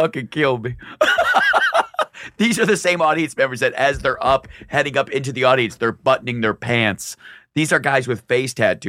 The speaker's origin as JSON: {"language": "English", "region": "Michigan", "country": "United States", "lives_now": "New York, United States"}